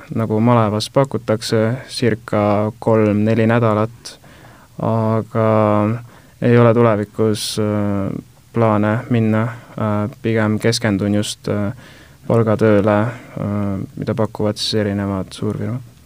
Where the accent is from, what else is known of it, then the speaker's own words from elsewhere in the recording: Tallinn, Harju County, Estonia; ma olen pärit äh, Õismäelt